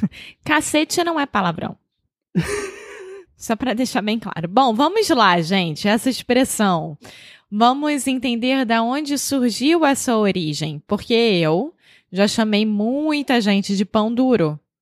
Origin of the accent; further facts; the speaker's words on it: Rio de Janeiro, Brazil; accent: carioca; now in Porto, Portugal; Eu sou brasileira, carioca do Rio de Janeiro